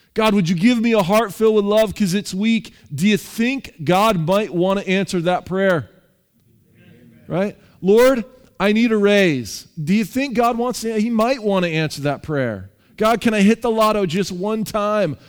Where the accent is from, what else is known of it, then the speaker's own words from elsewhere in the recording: Seattle, Washington, United States; I'm from Seattle.